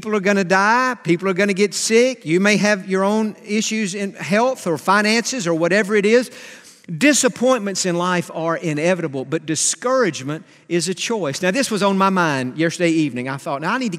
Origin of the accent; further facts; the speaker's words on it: Atlanta, Georgia, United States; We're from Atlanta. He pastored for 50 years in Atlanta, and I grew up listening to Dr. Stanley.